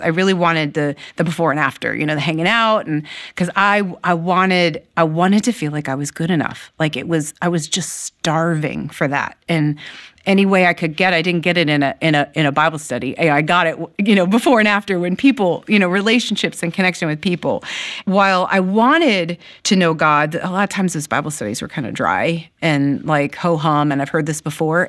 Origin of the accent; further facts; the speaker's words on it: Maryland, United States; also born or lived in Ohio; I was eight years old and we moved from Ohio to Maryland